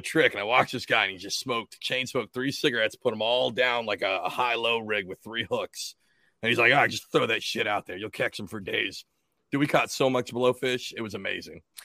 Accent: Washington, United States; moved away as an adult; also born or lived in Atlantic City, New Jersey; now in South Jersey, United States; I'm not from here. I'm from Washington State

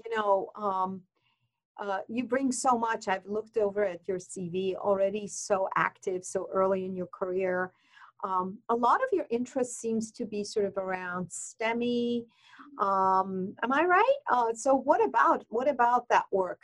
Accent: Iran; moved away; as a woman from Iranian uh, background, I'm from Iran

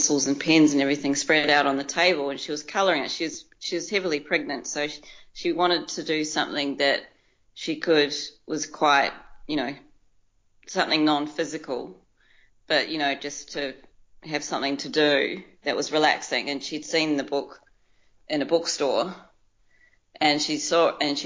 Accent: New Zealand; moved away as an adult; now in Melbourne, Australia; I was born and raised in New Zealand

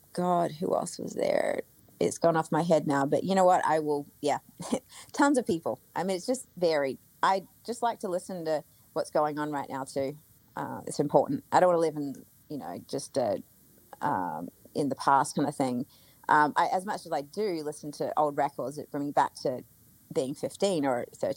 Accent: Australia; I'm Australian. I'm brought up in a way where, like, you know, everything is just like, I don't know, my family, like, just working class kind of thing

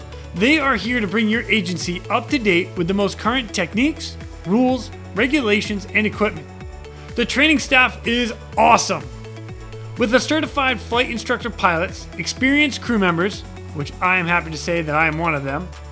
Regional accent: Boston, Massachusetts, United States; I'm from Boston

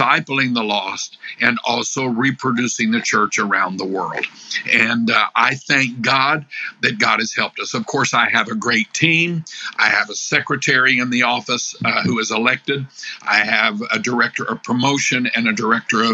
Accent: Illinois, United States; I'm from Illinois

